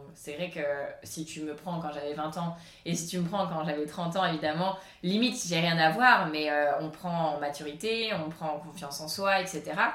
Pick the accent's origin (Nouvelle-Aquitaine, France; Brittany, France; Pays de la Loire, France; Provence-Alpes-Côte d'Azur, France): Provence-Alpes-Côte d'Azur, France; Cannes; also born or lived in Paris; Cannes, vu que c'est là où j'ai grandi